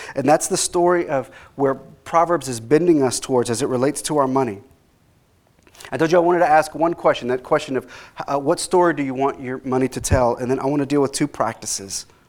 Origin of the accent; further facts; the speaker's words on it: Dallas, Texas, United States; I grew up in Dallas, so I grew up during the time of Robert Tilton